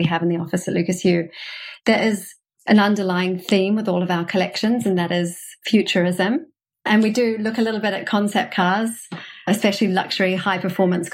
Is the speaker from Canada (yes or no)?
no; New Zealand; moved away as an adult; also born or lived in New York, United States; now in London, United Kingdom; I'm from New Zealand originally